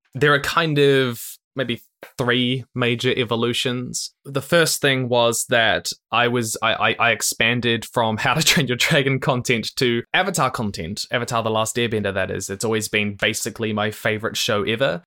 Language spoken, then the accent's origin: English; Christchurch, Canterbury, New Zealand; I was born in New Zealand, Christchurch, which is the other side of the world to basically everywhere in the world